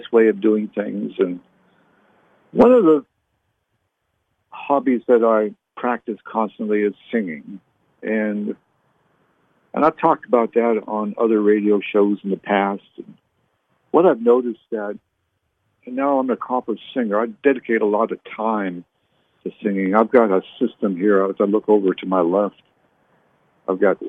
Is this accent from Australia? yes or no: no; Canada; now in United States; I was born in Canada. So I'm a U.S. citizen now